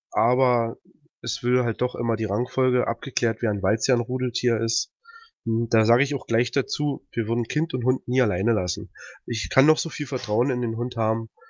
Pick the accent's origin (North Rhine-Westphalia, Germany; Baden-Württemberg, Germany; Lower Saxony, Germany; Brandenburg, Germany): Brandenburg, Germany; Peitz; Äh, bin aus Peitz, aus Brandenburg, da wo der Karpfen herkommt.